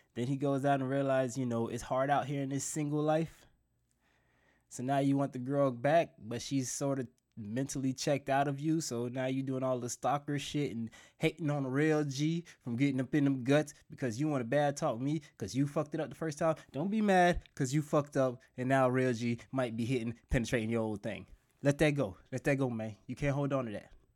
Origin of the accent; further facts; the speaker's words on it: South Florida, United States; I'm from South Florida